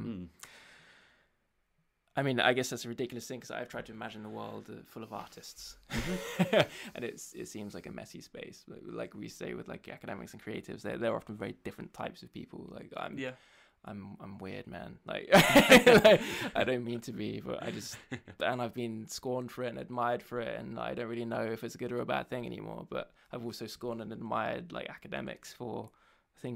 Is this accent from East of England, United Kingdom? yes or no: no; Scotland, United Kingdom; I'm from Scotland, and I know that my mother is from England